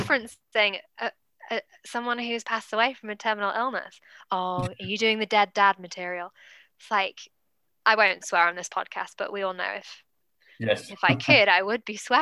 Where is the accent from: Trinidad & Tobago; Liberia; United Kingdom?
United Kingdom; England; accent: posh British / English accent; now in Auckland, New Zealand; No part of my DNA is English.